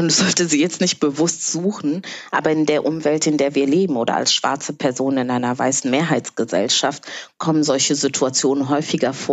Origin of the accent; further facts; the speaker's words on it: Berlin, Germany; Wenn mich jemand fragt, wo ich herkomme, antworte ich auch einfach, ja, ich komme aus Berlin.